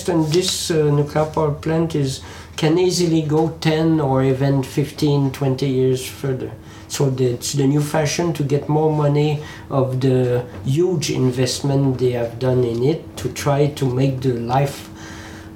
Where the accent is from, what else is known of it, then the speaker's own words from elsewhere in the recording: Quebec, Canada; English is a second language; now in France; Quebec, my native country, because I live in France since 20 years, but I'm native from Quebec, Canada